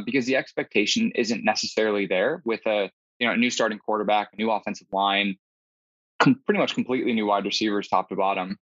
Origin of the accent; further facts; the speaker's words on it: Midwest, United States; also born or lived in Massachusetts; I grew up in the Midwest